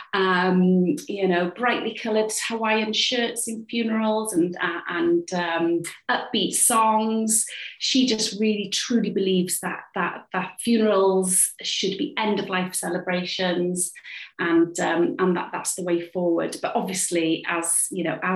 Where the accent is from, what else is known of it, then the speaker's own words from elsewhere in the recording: Cardiff, Wales, United Kingdom; I'm a playwright. I write for theatre, TV and radio, and I'm from Cardiff